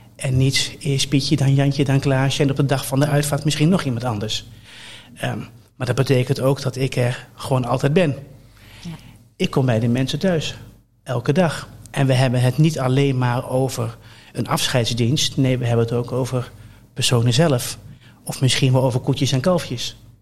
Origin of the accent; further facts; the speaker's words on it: Colmschate, Overijssel, Netherlands; Ik ben opgegroeid in Kolmsgaat. Dat is een, dat is een dorp bij Deventer